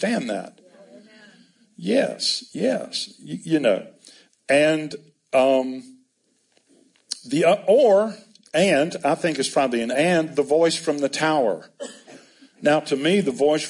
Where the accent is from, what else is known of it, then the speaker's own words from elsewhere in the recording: United States; I'm an American